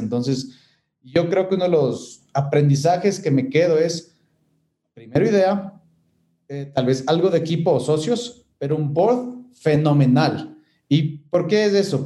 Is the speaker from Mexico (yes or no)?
no; Ecuador; moved away as an adult; El rato que volví al Ecuador